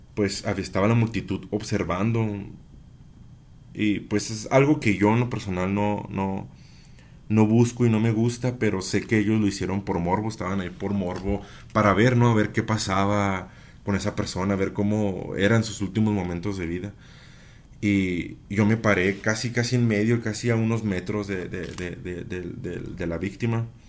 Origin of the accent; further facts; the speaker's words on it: Chihuahua, Mexico; soy de Chihuahua Capital